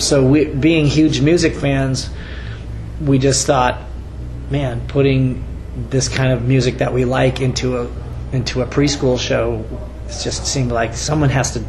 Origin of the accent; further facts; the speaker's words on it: West Coast, United States; growing up on the West Coast